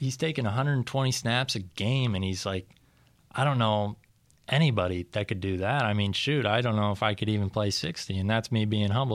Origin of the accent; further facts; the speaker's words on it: Storm Lake, Iowa, United States; I grew up in Storm Lake. I played football at Storm Lake